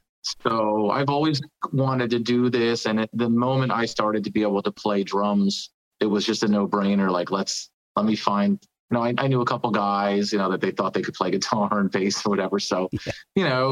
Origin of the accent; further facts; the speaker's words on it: New Jersey, United States; I'm from New Jersey originally.